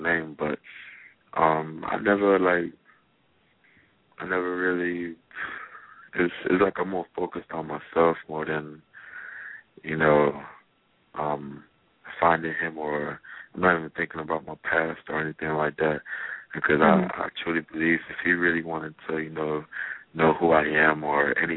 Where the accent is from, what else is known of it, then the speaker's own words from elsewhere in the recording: Jamaica; I grew up in Jamaica